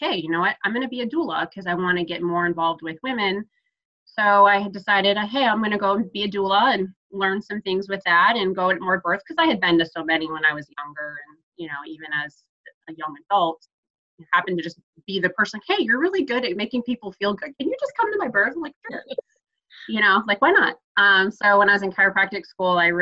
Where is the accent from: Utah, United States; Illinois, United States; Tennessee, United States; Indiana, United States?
Illinois, United States; Chicago; also born or lived in Florida / Orlando, Florida; now in Nashville, United States; I'm originally from Chicago and lived in Florida